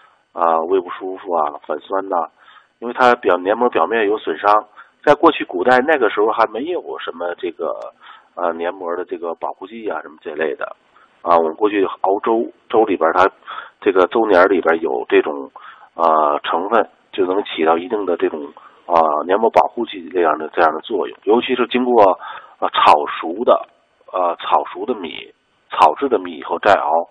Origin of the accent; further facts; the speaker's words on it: China; 就是我们中国人在这个。